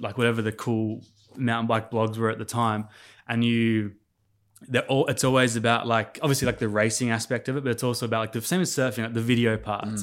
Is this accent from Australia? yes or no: yes; Sydney, New South Wales, Australia; also born or lived in Adelaide, South Australia / Port Stephens / Indonesia; once we got into, like, that more mature school age, we were, like, we were settled in Sydney.